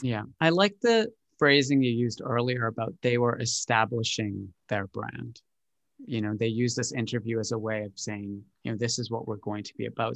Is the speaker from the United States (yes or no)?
no; Canada; also born or lived in Britain; now in United Kingdom; I grew up in Canada, so we grew up singing God Save the Queen in school